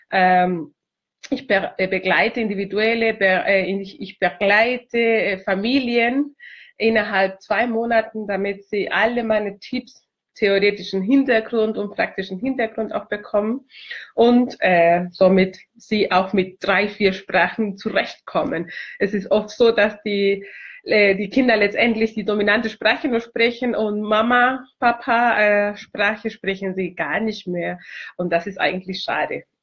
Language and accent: German; Chile; German is a second language; now in Germany; Ja, ich komme aus Chile ursprünglich. Ich wohne seit 18 Jahren schon in Deutschland. Ich liebe dieses Land und ich habe Deutsch äh, mit 13 Jahren äh, alt äh, in Chile gelernt.